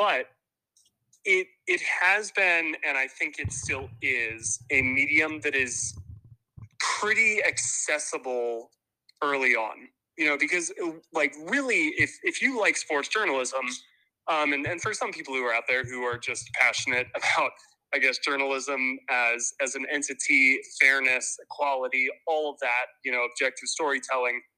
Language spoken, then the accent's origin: English; Marietta, Georgia, United States; also born or lived in Atlanta; So I grew up in Atlanta. Unfortunately, not born here, but essentially my entire life.